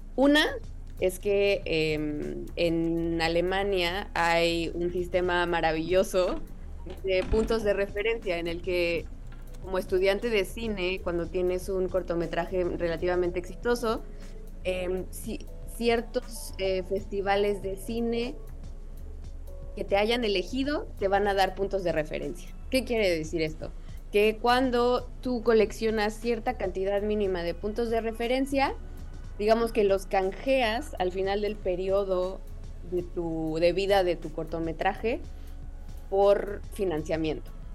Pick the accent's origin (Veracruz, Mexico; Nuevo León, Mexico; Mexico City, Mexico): Mexico City, Mexico; moved away as an adult; now in Berlin, Germany; yo que viví toda la vida en la Ciudad de México y crecí ahí